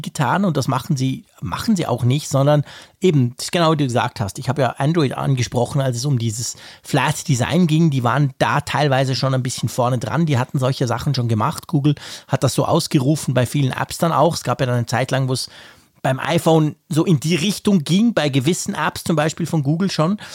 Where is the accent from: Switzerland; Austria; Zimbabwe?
Switzerland; als Schweizer